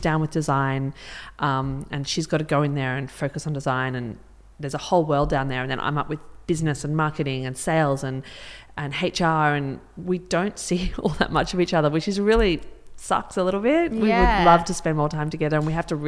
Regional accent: Melbourne, Victoria, Australia; moved away as an adult; also born or lived in Sydney; now in Byron Bay, Australia; I'm from Melbourne, and I moved up to Sydney almost 20 years ago

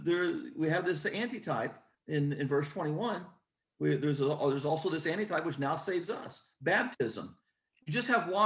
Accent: Southern Indiana, United States; where I'm from, in Southern Indiana

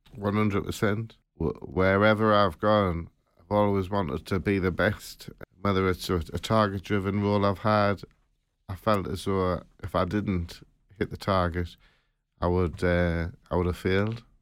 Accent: Sunderland, North East England, United Kingdom; from Sutherland

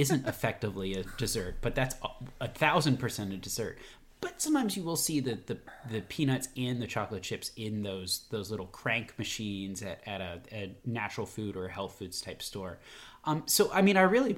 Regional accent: Virginia, United States; now in Atlanta, United States; I'm from Virginia

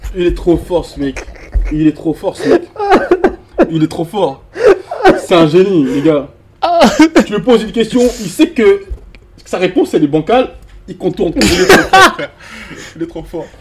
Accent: the South, southern France, France; moved away as an adult; now in Paris, France; je viens du Sud

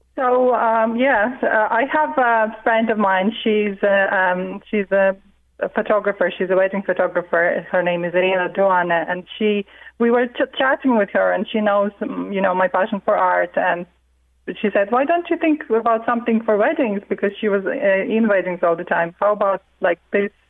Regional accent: Riga, Latvia; now in Mornington, Australia; my early childhood in a beautiful city, you know, Riga. I'm from Riga originally in Latvia

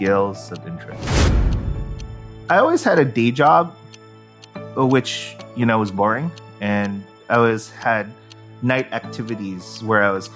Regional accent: San Francisco, California, United States; moved away as an adult; now in Philippines; I grew up in San Francisco, the mecca of all startups.

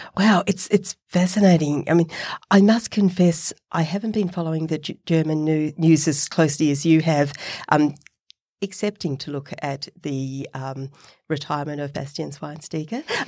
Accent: Australia; accent: Australian; my Australian accent

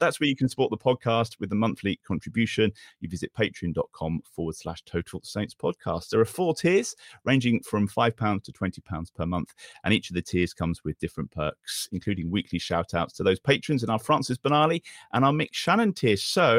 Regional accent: Hythe, South East England, United Kingdom; now in Palm Coast, United States; I live in Palm Coast, Florida. I'm originally from Hythe.

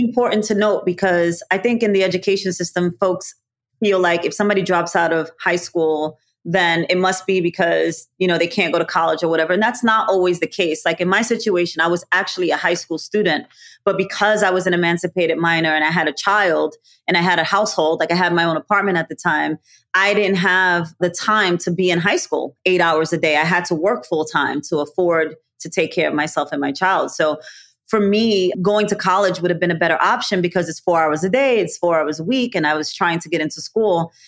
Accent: New York City, New York, United States; also born or lived in Bronx; I'm a native from New York City. I was born and raised in Brooklyn.

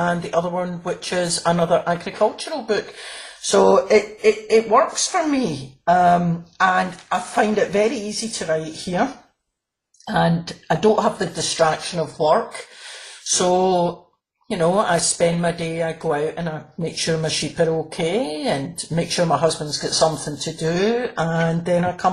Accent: Glasgow, Scotland, United Kingdom; I'm from Glasgow

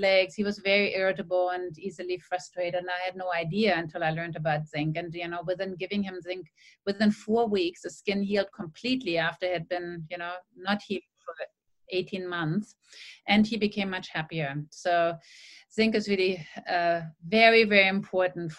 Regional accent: Germany; now in Sydney, Australia; When I grew up in Germany

